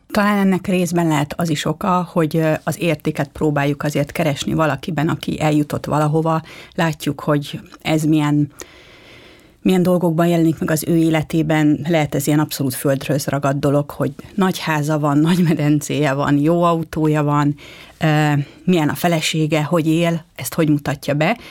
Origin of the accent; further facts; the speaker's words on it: Budapest, Hungary; tőzsgyökeres budapestiként